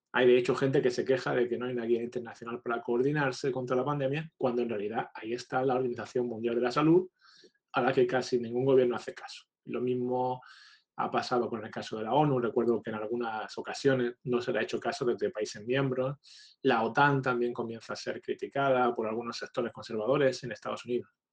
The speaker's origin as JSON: {"language": "Spanish", "town": "Almería", "region": "Andalusia", "country": "Spain", "moved": "yes", "lives_now": "Houston, United States", "said": "aunque soy español, soy original de Almería"}